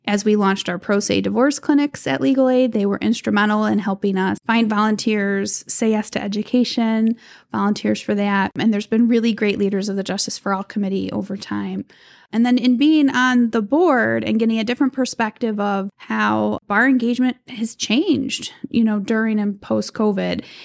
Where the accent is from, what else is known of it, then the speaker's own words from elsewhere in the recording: Cleveland, Ohio, United States; growing up in Cleveland, in the city limits of Cleveland